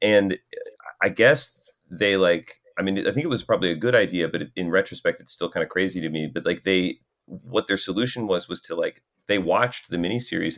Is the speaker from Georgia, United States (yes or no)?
yes; Atlanta, Georgia, United States; we grew up in South Atlanta